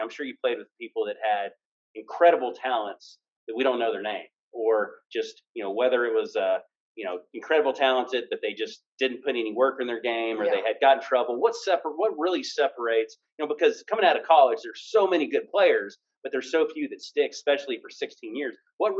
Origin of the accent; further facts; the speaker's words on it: London, United Kingdom; I'm from London.